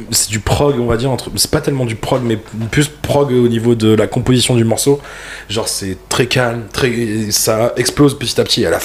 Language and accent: French; Belgium; born there; Je suis né en Belgique.